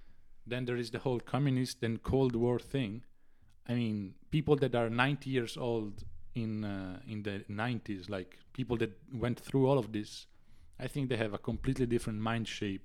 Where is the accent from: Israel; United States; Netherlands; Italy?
Italy; born there; English is a second language; But if you are in Italy, like me, I was born in 97 in Italy.